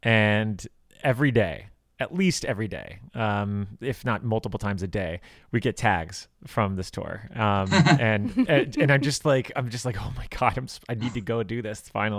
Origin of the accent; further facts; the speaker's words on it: Miami, Florida, United States; moved away as an adult; now in Chicago, United States; I grew up in South Florida.